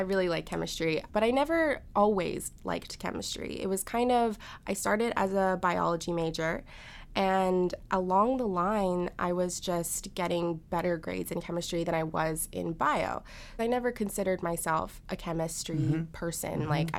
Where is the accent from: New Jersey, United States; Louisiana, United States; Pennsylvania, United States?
New Jersey, United States; Oakland; moved away as an adult; now in New York, United States; My hometown is Oakland, New Jersey. It's about 45 minutes away from the city